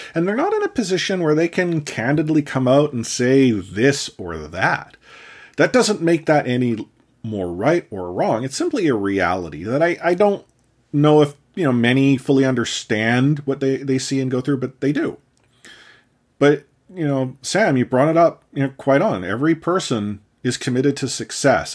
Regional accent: Canada; me as a Canadian citizen

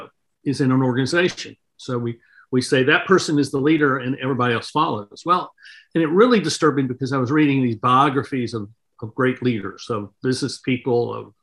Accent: North Carolina, United States; I grew up in North Carolina in the South in the 1960s

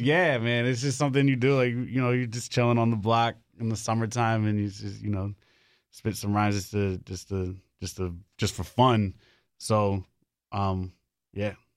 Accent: New York City, New York, United States; now in Raleigh, United States; I'm from the Bronx. Moved down here to Raleigh, like, five years ago

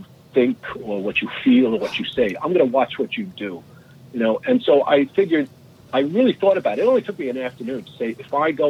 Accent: New York City, New York, United States; moved away; I grew up in New York City

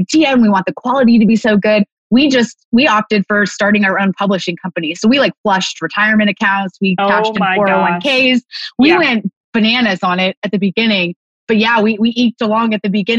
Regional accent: California, United States; moved away as an adult; also born or lived in San Diego; now in Montana, United States; I am from California, born and raised, living in Montana now

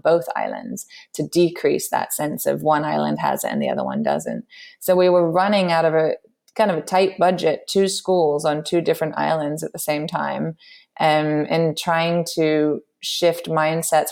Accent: London, United Kingdom; moved away as an adult; also born or lived in New York; my background is I grew up in London

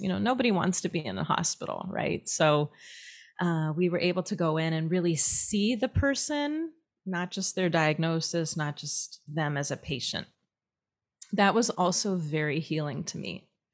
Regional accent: Minneapolis, Minnesota, United States; moved away as an adult; also born or lived in upstate New York / Israel; I grew up in Minneapolis

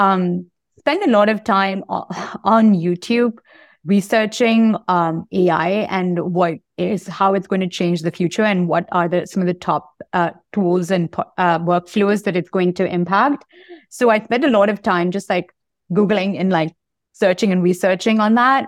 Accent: Bangalore, Karnataka, India; moved away as an adult; Grew up in Bangalore and, uh, uh, in, in India

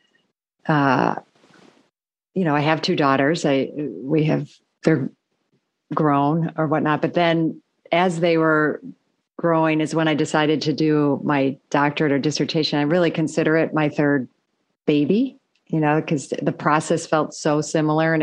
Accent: Michigan, United States; moved away as an adult; also born or lived in Chicago; I grew up in the Midwest, but in Michigan

